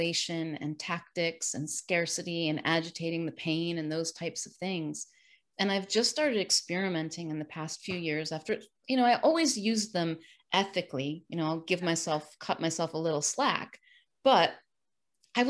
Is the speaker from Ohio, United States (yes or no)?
no; New York, United States; now in Sarasota, United States; I'm originally from New York, the state, not the city